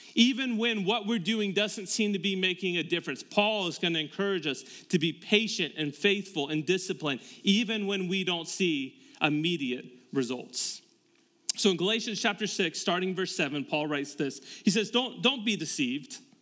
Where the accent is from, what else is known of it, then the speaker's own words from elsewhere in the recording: Tampa, Florida, United States; moved away as an adult; now in Westerville, United States; we moved from Tampa, Florida, where we were both born and raised.